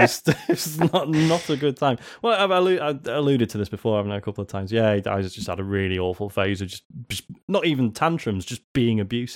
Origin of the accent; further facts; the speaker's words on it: Leeds, Yorkshire and the Humber, United Kingdom; I dreamed I was back in the UK in my hometown of Leeds